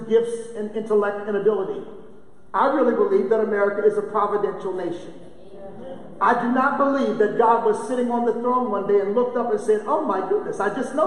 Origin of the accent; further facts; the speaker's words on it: United States; I am an American